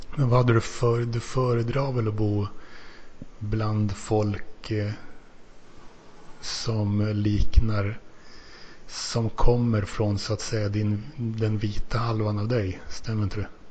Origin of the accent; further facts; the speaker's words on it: Finland; now in Sweden; som finne